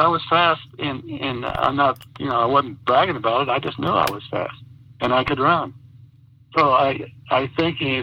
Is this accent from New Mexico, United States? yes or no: yes; Silver City, New Mexico, United States; also born or lived in Roswell, New Mexico; I was born in Roswell, but we moved to Roswell, to Silver City when I was 8